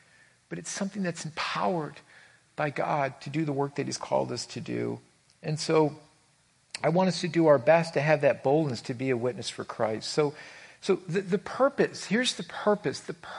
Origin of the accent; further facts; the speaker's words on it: New York, United States; He goes, well, where are you from? I said, New York.